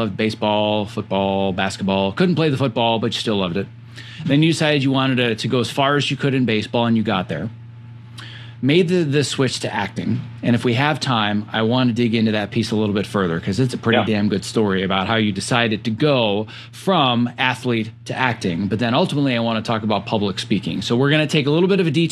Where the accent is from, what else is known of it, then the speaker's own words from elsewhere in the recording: Northern Wisconsin, United States; born and raised in Northern Wisconsin, Cheesehead and Packer fan.